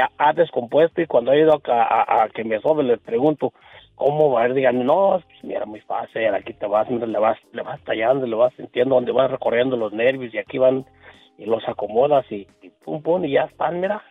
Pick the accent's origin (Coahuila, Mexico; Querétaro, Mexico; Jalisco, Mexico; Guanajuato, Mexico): Guanajuato, Mexico; a ranch near Pénjamo; otro amigo de ahí del mismo rancho donde somos nosotros